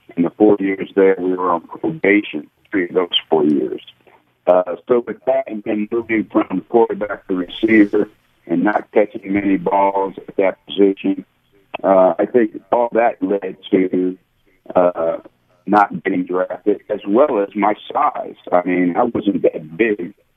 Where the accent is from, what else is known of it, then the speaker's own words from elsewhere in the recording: South River, New Jersey, United States; moved away as an adult; also born or lived in Tulsa, Oklahoma / Dallas, Texas; grew up in South River, New Jersey, and uh, it's a, a small town at the time, about 10,000 people